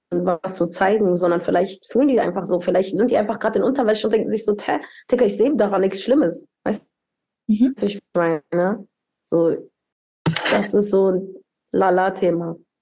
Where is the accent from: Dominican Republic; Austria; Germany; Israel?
Dominican Republic; moved away; ich bin ja in der Dominikanischen Republik aufgewachsen